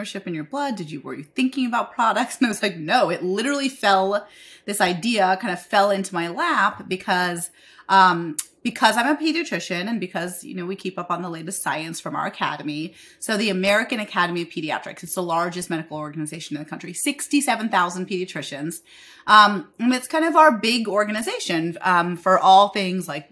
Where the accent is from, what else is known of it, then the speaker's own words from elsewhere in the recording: India; moved away; I'm an Indian immigrant